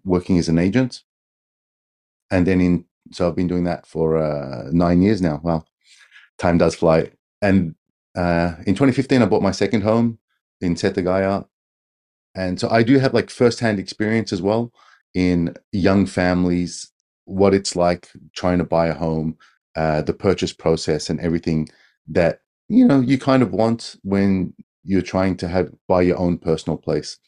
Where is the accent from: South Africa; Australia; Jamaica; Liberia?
Australia; moved away as an adult; now in Tokyo, Japan; I've been in Japan for twenty years. I'm an Australian.